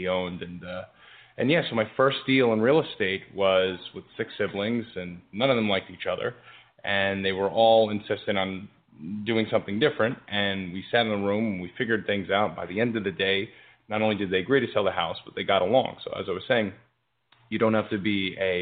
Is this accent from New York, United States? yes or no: yes; New York City, New York, United States; also born or lived in Gravesend, Brooklyn; I was raised here. When I was about 6 years old, we moved from Gravesend, and we moved right to the Rockaways, and I've lived in the same house ever since